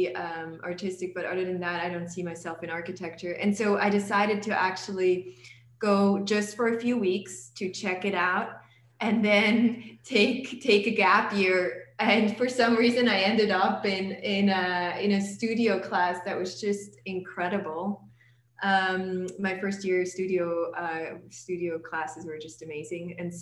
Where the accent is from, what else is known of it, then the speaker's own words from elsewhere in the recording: outside of Zurich, Switzerland; moved away as an adult; now in Texas, United States; I grew up outside of Zurich, about 10 minutes away, in a suburban neighborhood, in a 5-story small apartment. So very un-American, in a way. And I went to school there.